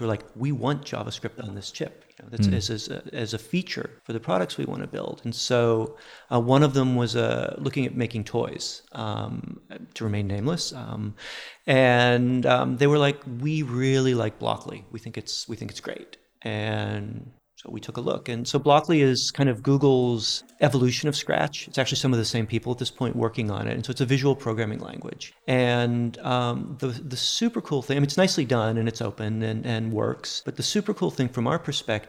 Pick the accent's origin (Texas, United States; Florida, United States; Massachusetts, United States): Massachusetts, United States; outside of Boston; moved away; also born or lived in Silicon Valley; I grew up outside of Boston back when Digital Equipment Corporation was a big deal